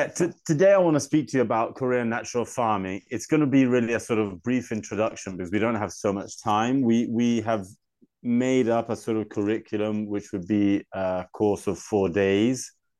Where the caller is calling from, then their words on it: Tuscany, Italy; Yeah, I'm speaking from Italy, Chianti, in Tuscany.